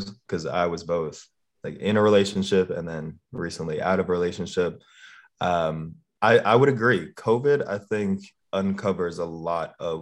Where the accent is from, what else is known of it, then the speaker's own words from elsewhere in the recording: Miami, Florida, United States; I am also from Miami, Florida